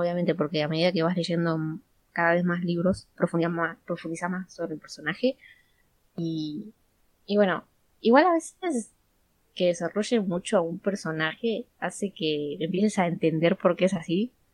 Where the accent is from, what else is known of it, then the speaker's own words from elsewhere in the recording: Buenos Aires, Argentina; somos todas de Argentina, de veras a ti, de Buenos Aires